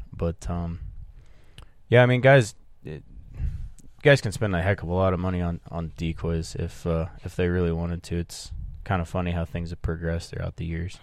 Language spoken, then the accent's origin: English; Midwest, United States; I grew up in the Midwest